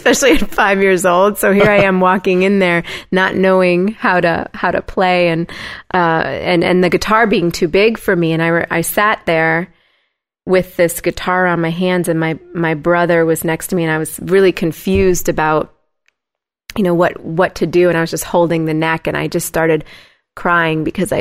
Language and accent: English; Huntington / Bridgeport, Connecticut, United States; also born or lived in Washington Depot, Connecticut; I grew up in an area called Huntington and then moved to Bridgeport, Connecticut